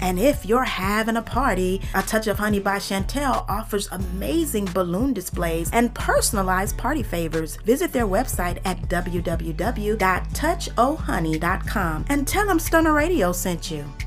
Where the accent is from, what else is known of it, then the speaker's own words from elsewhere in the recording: Chicago, Illinois, United States; my hometown, Chicago